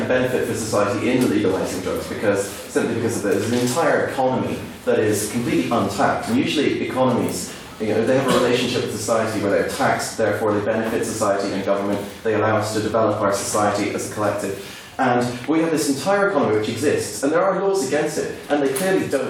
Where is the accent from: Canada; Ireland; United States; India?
Ireland; moved away as an adult; now in Belfast, United Kingdom; I come from the Republic of Ireland